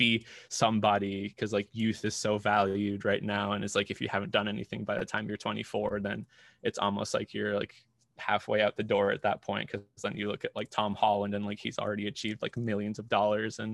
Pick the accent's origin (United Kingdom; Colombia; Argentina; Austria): Colombia; moved away as an adult; now in United States; I grew up in Colombia, was raised there.